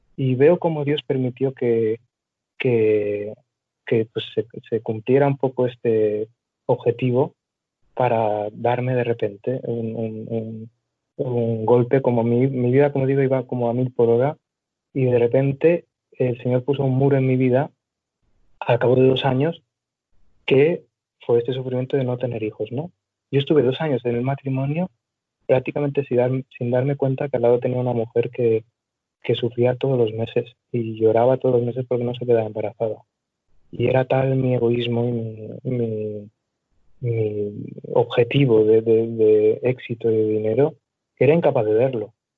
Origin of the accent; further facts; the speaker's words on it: Barcelona, Catalonia, Spain; yo soy de Barcelona